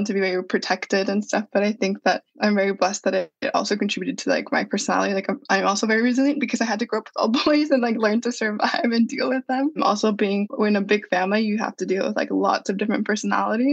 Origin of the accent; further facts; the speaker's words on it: San Diego, California, United States; moved away as an adult; also born or lived in Santa Clara, United States / Barcelona, Spain; I was born and raised in San Diego.